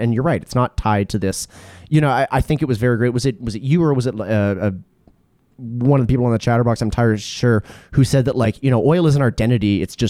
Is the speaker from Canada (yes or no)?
yes; Edmonton, Alberta, Canada; also born or lived in Toronto; I remember very vividly telling people I was from Edmonton. And you know, I mean, I was a 23, 24-year-old person